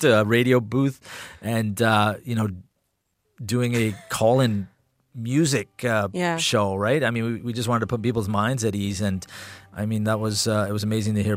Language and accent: English; England, United Kingdom; now in Canada; growing up in England